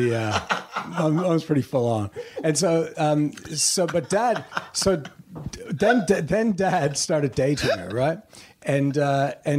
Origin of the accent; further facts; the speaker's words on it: Sydney, Nova Scotia, Canada; now in Sydney, Australia; I was born in Sydney, Nova Scotia, so northeast